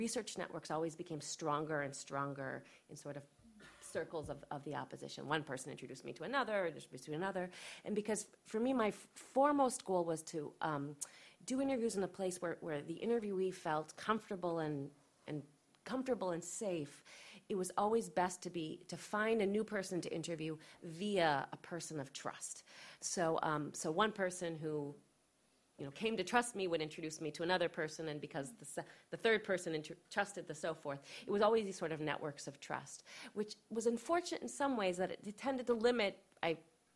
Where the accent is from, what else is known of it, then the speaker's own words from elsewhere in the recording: United States; I'm an American